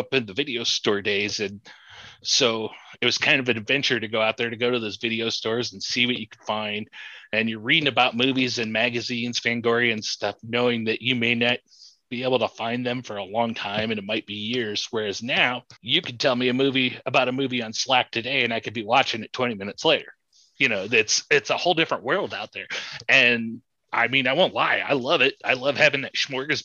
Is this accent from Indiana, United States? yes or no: yes; near South Bend, Northern Indiana, United States; now in central Indiana, United States; I grew up in Northern Indiana by South Bend